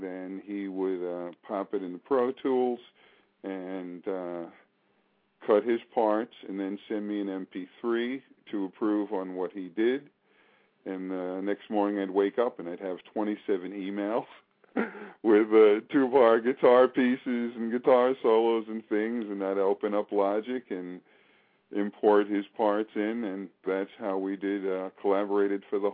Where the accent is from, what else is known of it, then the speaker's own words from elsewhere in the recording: New York City, New York, United States; moved away; we're both originally from Staten Island, New York